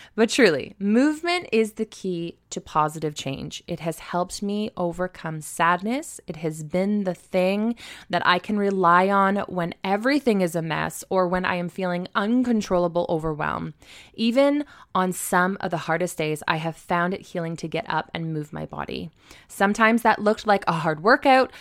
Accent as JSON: {"language": "English", "town": "Stratford", "region": "Ontario", "country": "Canada", "tie": "born or raised there", "said": "for all of my hometown peeps, you will be happy to hear that I will be hosting it in Stratford, Ontario"}